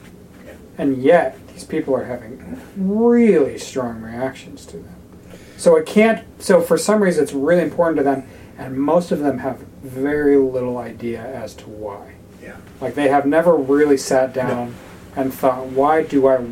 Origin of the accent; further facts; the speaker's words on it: North Idaho, United States; I grew up in North Idaho